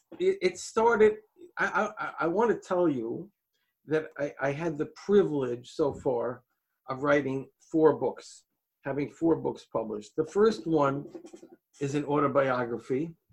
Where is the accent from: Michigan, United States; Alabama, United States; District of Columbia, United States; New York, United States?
New York, United States; Manhattan; I grew up on the Upper East Side of Manhattan, which is a ritzy area. When I grew up, when I was a kid, and it was a little while ago, it was a filled with Jews